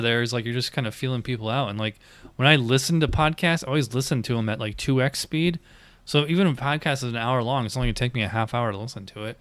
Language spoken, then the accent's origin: English; Schenectady, New York, United States; moved away as an adult; also born or lived in Illinois / Virginia Beach / Lakeland, Florida / Lake Mary, Florida; now in Orlando, United States; born and raised in Schenectady